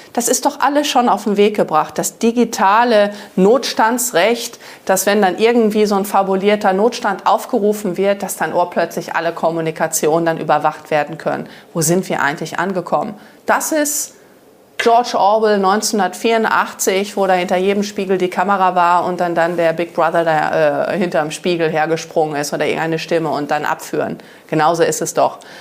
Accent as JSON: {"language": "German", "country": "Germany", "said": "Ich liebe Deutschland, ich liebe mein Vaterland"}